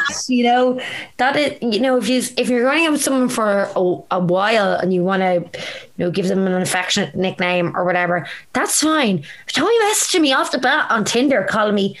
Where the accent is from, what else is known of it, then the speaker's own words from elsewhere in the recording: Ireland; as Irish people